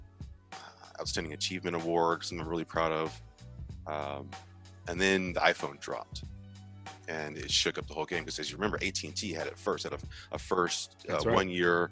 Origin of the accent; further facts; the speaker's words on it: Monterey, California, United States; also born or lived in San Jose, California / Central Valley, California; I started out in Monterey, born and raised in Monterey, went to Santa Clara High School. And so San Jose was home.